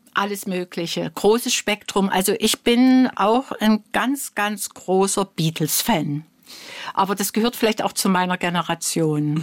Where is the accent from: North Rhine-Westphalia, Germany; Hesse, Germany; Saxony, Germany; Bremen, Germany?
Saxony, Germany; Dresden; also born or lived in Coventry, England; Dresden ist nun mal meine Heimatstadt.